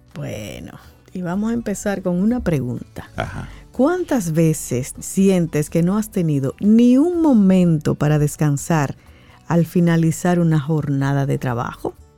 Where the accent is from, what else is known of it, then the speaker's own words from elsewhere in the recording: Dominican Republic; nosotros como República Dominicana